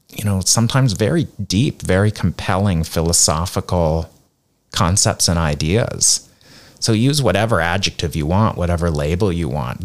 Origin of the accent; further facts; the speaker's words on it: Nova Scotia, Canada; moved away as an adult; also born or lived in South Korea / United States / India; now in Hong Kong; I'm from Canada originally, uh, Nova Scotia, which is the east coast of Canada